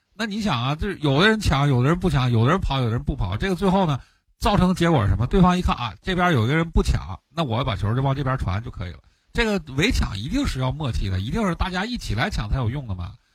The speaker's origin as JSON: {"language": "Chinese", "region": "Northeast China", "country": "China", "said": "就是我我们东北人讲话，我就打不过就抹一脸"}